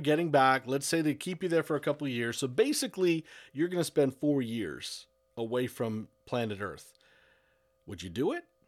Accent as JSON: {"language": "English", "area": "Broward County", "region": "Florida", "country": "United States", "tie": "born or raised there"}